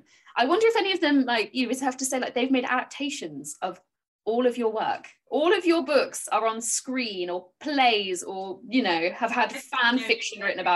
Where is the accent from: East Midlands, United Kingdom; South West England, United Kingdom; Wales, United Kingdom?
South West England, United Kingdom; Bridport; also born or lived in Dorchester; I grew up literally in Hardy country. My birthplace was Dorchester, so I lived right by Max Gate. I lived in Bridport, which is, I think, as you call it, Port Breedy in his books. And I basically grew up around there